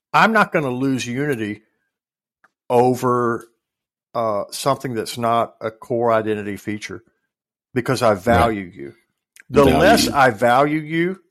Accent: West Tennessee, United States; I come from West Tennessee

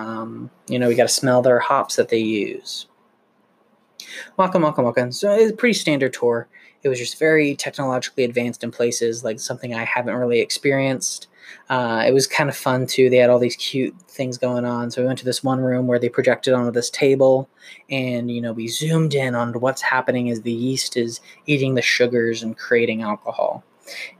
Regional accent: United States; we're Americans

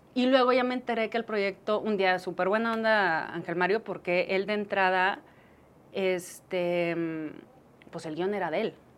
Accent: Chihuahua, Mexico; also born or lived in Monterrey; now in Mexico City, Mexico; Yo soy de Chihuahua. Entonces, como buena provinciana, desde chiquita siempre decía que quería hacer tele.

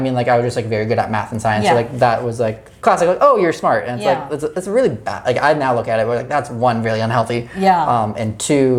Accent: London, Ontario, Canada; moved away; I grew up in London, Ontario, so it's it's a giant suburb city.

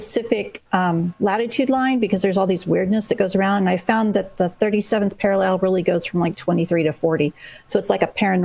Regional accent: the South, United States; Being from the South, you know, we do all these Southern things.

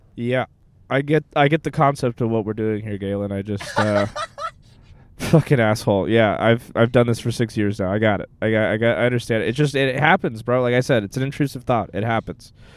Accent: Texas, United States; also born or lived in Sao Paulo, Brazil; I was born somewhere else, and then I, when I was four years old, I moved to Texas.

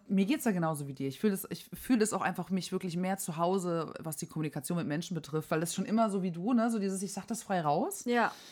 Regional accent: near Heilbronn, Baden-Württemberg, Germany; accent: Swabian; moved away as an adult; now in Berlin, Germany; ich bin aus der Nähe von Heilbronn groß geworden

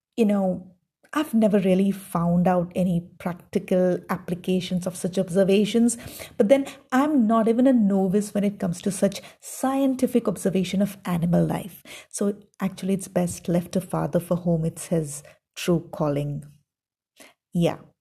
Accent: South India, India; I grew up in the South

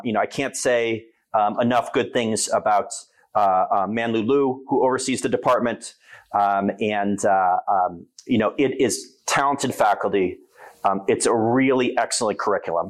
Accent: New York, United States; now in Rochester, United States; I'm a New Yorker. I've spent a significant portion of my life in New York City

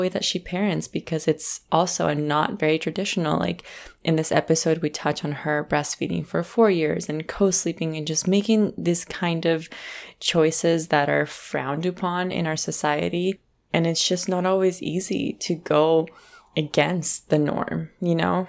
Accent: Colombia; we're both originally from Colombia

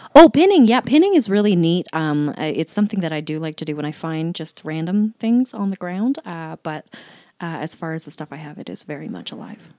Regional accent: Calgary, Alberta, Canada; also born or lived in Laramie, Wyoming; raised in Calgary

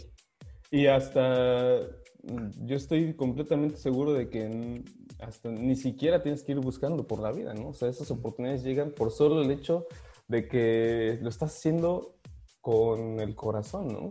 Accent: Guadalajara, Jalisco, Mexico; moved away as an adult; also born or lived in Monterrey, Mexico; now in Prague, Czech Republic; empecé a jugar a los ocho años eh, eh, en Guadalajara, en Carneas de Guadalajara

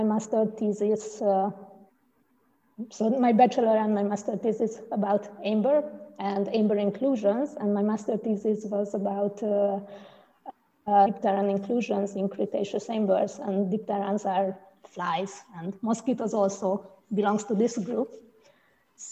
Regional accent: Hungary; now in Frankfurt, Germany; I came from Hungary

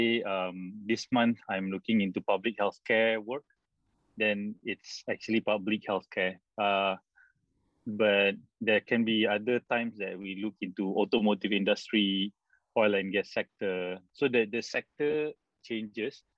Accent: Malaysia; being a Malaysian with almost zero knowledge about the local culture and context

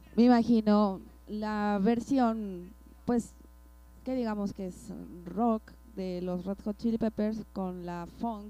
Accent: Mexico City, Mexico; yo soy chilanga

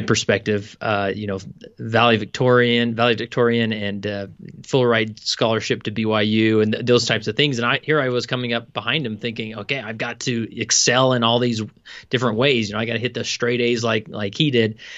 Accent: West Valley City, Utah, United States; I am, uh, born and raised in West Valley City, Utah

